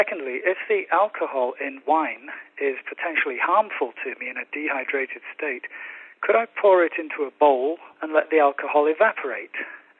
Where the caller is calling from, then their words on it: Hiroshima, Japan; from Hiroshima in Japan.